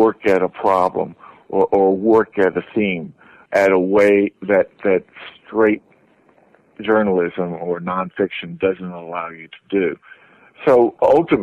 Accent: Tennessee, United States; I was a kind of growing up in Tennessee

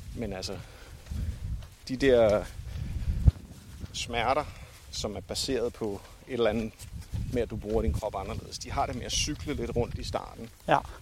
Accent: Denmark; jeg har jo også gået her hjemme i Danmark med støvler

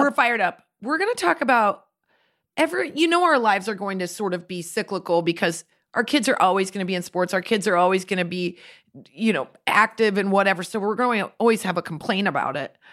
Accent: Midwest, United States; We grew up in the Midwest where they didn't have soccer.

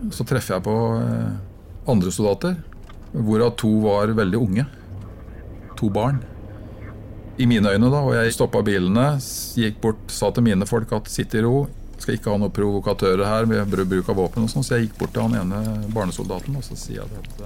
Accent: Norway; jeg er nordmann

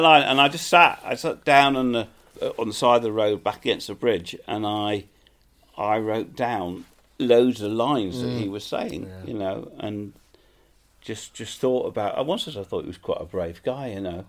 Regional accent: England, United Kingdom; We're English

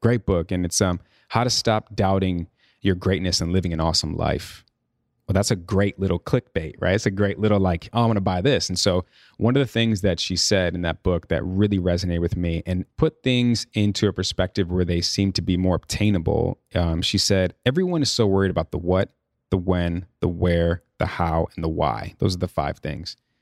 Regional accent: Chicago, Illinois, United States; moved away; also born or lived in New York; I'm from Chicago, born and raised.

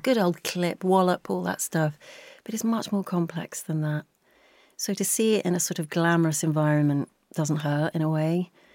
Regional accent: just outside of West London, United Kingdom; I grew up just outside of West London, if you were heading towards Heath, Heathrow Airport, that sort of neck of the woods

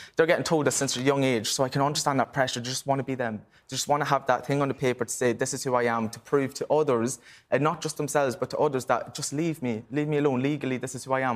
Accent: Ireland; growing up in Ireland

